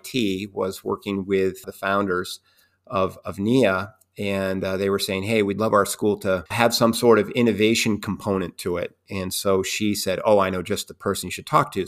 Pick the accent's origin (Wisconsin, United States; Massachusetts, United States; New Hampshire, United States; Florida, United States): New Hampshire, United States; moved away; also born or lived in Rhode Island; I grew up in New Hampshire